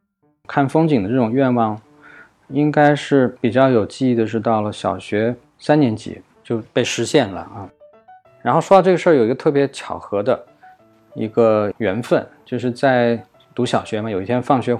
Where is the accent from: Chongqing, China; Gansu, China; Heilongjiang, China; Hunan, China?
Gansu, China; Tianshui; also born or lived in Nanjing / Shenzhen / Boston / New York; now in Shanghai, China; 我在上海出生，在甘肃天水长大，然后在南京和深圳读书，之后到波士顿留学，在纽约工作，然后再回到上海创业，一直到现在。